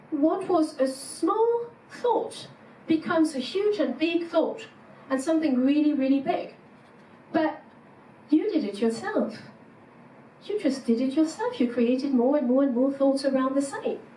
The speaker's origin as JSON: {"language": "English", "country": "France", "second_language": "English", "moved": "as an adult", "lives_now": "Germany", "said": "I had this culture shock in Germany when I came from France."}